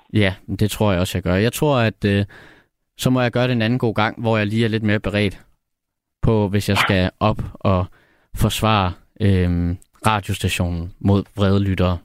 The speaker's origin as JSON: {"language": "Danish", "area": "Odsherred", "region": "Zealand", "country": "Denmark", "tie": "born or raised there", "moved": "as an adult", "lives_now": "Copenhagen, Denmark", "said": "jeg er fra Nordvestjylland faktisk. Øhm, fra den øh, store sommerhuskommune, der hedder Odsad"}